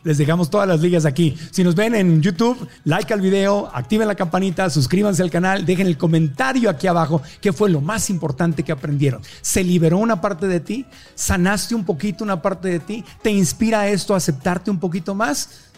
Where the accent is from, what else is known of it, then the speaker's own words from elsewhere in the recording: Mexico; Como mexicanos